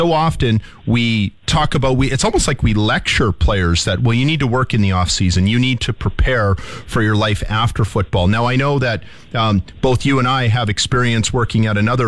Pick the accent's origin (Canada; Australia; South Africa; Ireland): Canada; Saskatchewan; also born or lived in Windsor, Ontario; I'm from Saskatchewan